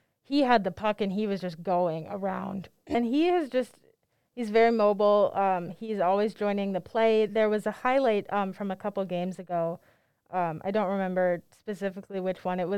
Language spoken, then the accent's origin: English; Minneapolis, Minnesota, United States; I'm from Minneapolis